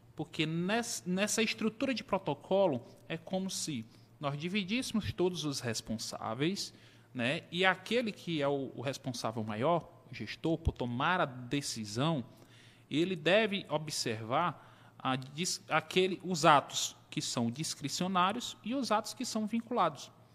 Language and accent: Portuguese; Teresina, Piauí, Brazil; Nasci aqui em Teresina, né, tenho 39